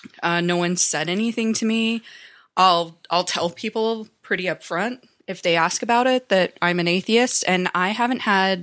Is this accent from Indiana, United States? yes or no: no; Utah, United States; I grew up in Utah, but I was raised Catholic.